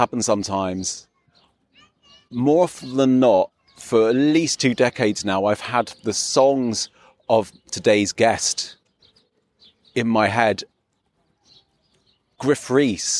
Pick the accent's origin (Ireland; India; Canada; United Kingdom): United Kingdom; England; I'm as English as a PG tip